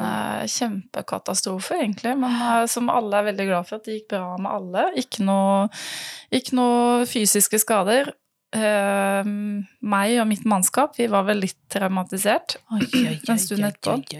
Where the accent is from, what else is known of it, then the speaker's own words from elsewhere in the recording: Western Norway, Norway; jeg er en jente fra Vestlandet